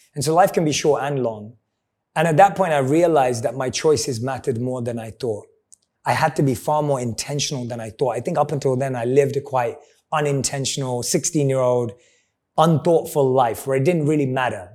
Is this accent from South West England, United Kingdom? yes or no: no; London, United Kingdom; I'm a boy from London.